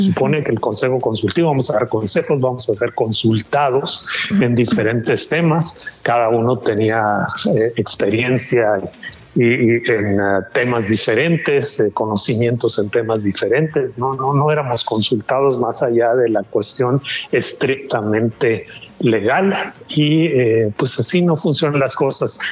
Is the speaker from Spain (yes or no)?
no; Mexico; moved away; yo soy mexicano que vive en el extranjero